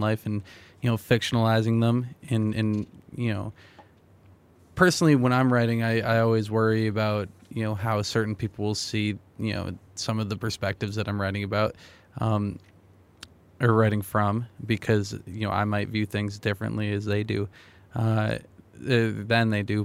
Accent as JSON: {"language": "English", "region": "New Hampshire", "country": "United States", "moved": "yes", "said": "I'm from New Hampshire"}